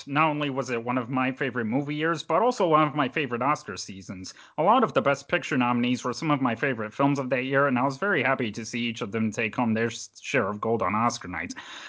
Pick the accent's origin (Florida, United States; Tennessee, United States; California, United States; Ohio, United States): Ohio, United States; Louisville; moved away as an adult; also born or lived in Canton, Ohio; now in Raleigh, United States; I was born in Canton and raised in a small town called Louisville.